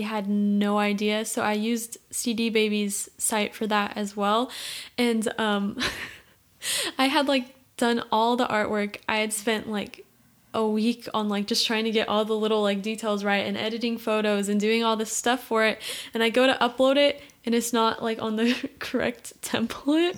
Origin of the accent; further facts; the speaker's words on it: Portland, United States; I grew up here, Portland